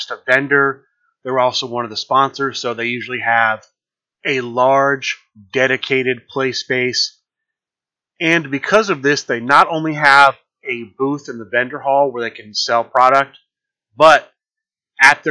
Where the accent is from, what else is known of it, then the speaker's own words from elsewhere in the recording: Columbus, Ohio, United States; Origins Game Fair because it is in my hometown